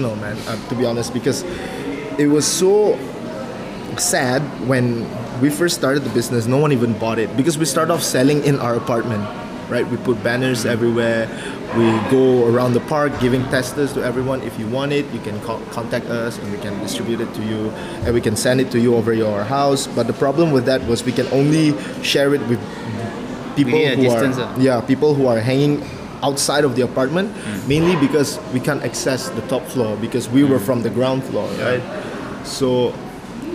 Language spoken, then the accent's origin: English; Kuching, Sarawak, Malaysia; moved away; my family do have this very well-known food back in my hometown. I'm from Kuching